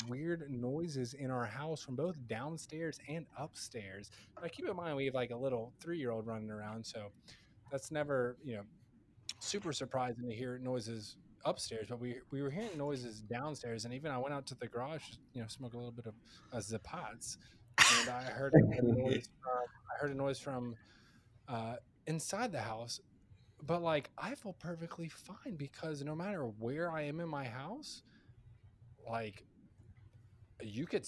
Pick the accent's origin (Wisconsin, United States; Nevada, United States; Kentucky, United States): Kentucky, United States; now in Florida, United States; I'm from Kentucky